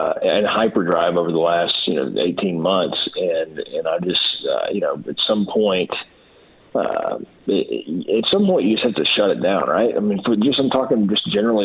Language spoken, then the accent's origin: English; United States; also born or lived in Arkansas; I'm saying this as an American